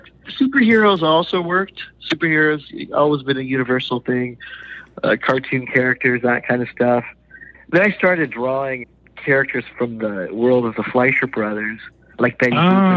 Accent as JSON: {"language": "English", "country": "Canada", "tie": "born or raised there", "also_born_or_lived": "India", "said": "I'm originally from India. I was born there. When I was a year old, my family moved to Canada, and my father knew how to draw and paint. And so I grew up being influenced by him"}